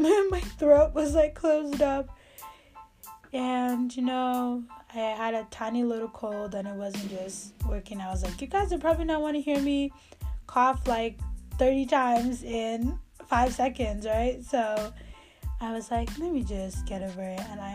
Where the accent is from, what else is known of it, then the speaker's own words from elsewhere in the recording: Nigeria; moved away; I am a Nigerian to the core. I mean, even here, I still follow all the news of what's going on in Nigeria because it is my country